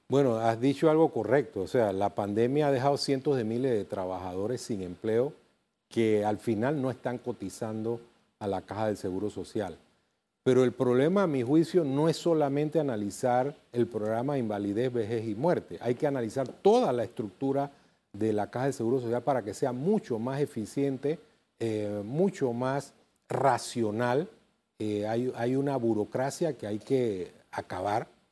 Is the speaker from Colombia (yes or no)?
no; Panama; Somos panameños